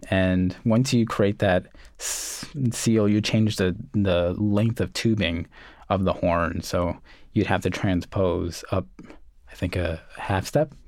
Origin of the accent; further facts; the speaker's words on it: New York City, New York, United States; also born or lived in Puerto Rico (family); I was born in Coney Island, grew up in the projects, and then moved out to Canarsie